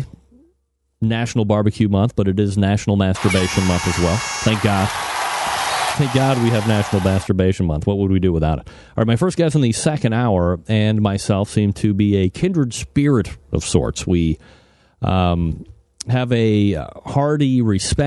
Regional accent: Saratoga Springs, New York, United States; growing up in Saratoga, in the mean streets of Saratoga Springs, New York

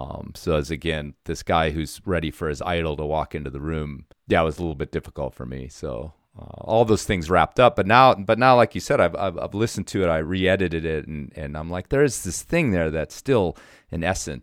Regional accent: Colorado, United States; when I first started climbing, one of my guys was Leighton Koehr because I was from Colorado.

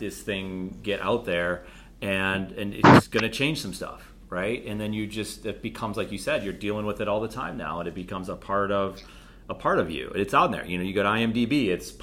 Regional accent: Buffalo, New York, United States; moved away as an adult; also born or lived in Charleston, South Carolina / Charlotte, North Carolina; I'm again from Buffalo, New York

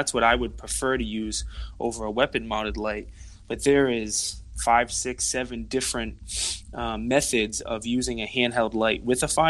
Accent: Rhode Island, United States; accent: Rhode Island; we are from Rhode Island

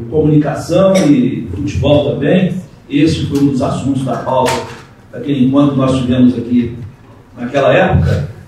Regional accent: Sete Lagoas, Minas Gerais, Brazil; eu sou de Sete Lagoas

